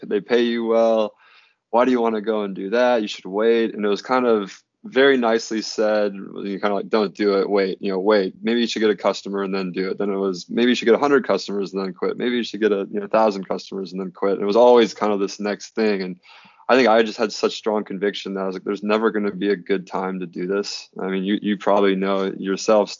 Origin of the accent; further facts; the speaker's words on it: Red Wing, Minnesota, United States; moved away; I'm from Red Wing, Minnesota, originally